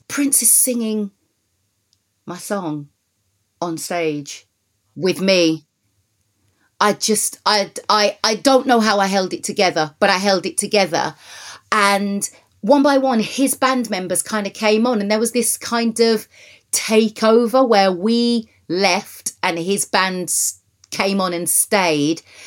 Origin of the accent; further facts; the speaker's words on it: Wolverhampton, West Midlands, United Kingdom; moved away; being born and raised in Wolverhampton